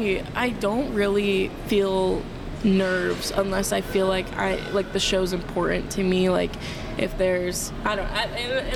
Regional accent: Langley, Virginia, United States; born there; I was born in Virginia, in Langley.

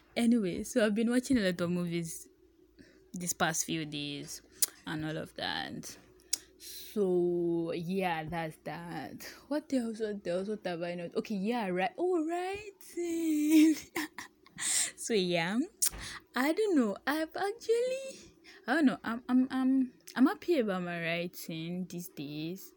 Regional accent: Ibadan, Oyo, Nigeria; accent: H factor; I'm from Ibadan.

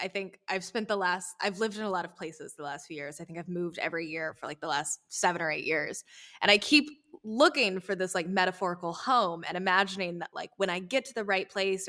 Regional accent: the coastal South, United States; As somebody who also grew up in the coastal South

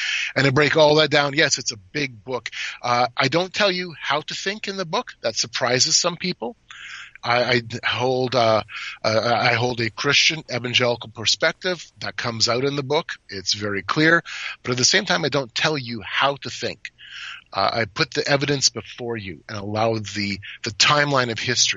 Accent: Canada; I'm from Canada

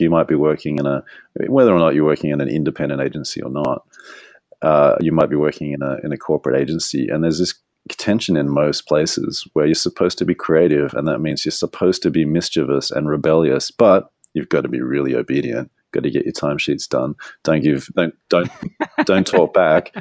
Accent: Australia; I'm Australian

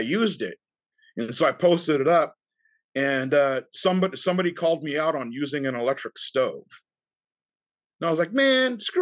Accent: United States; we're American

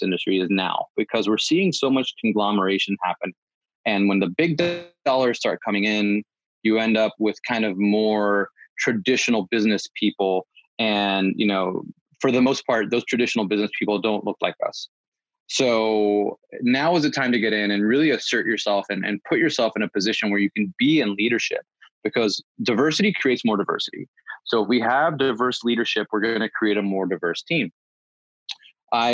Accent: East Coast, United States; I grew up in the East Coast amongst Puerto Ricans and Dominicans and Ecuadorians

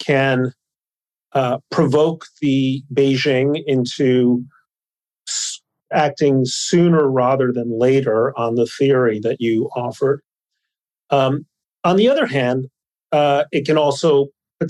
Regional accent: Mexico City, Mexico; moved away; I grew up in Mexico City, where we were taught to admire the niños héroes

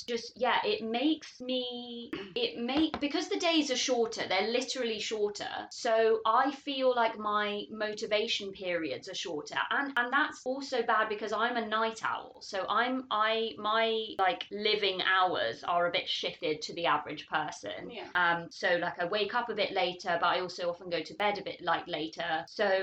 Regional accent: United Kingdom; we're very British

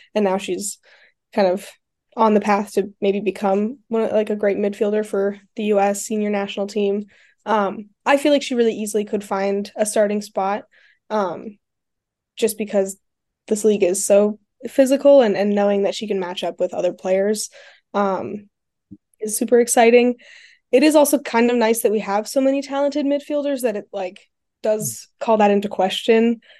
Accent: Colorado, United States; moved away; I'm from Colorado

